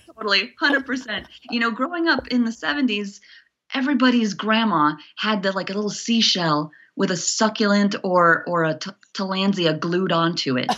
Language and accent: English; New York City, New York, United States; moved away as an adult; also born or lived in Los Angeles; now in Bozeman, United States; I grew up in New York City.